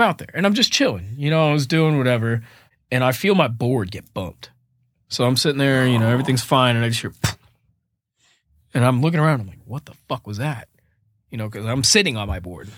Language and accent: English; Fort Myers, Florida, United States; moved away as an adult; also born or lived in Boston, Massachusetts; now in Nashville, United States; I was born and raised in Fort Myers, Florida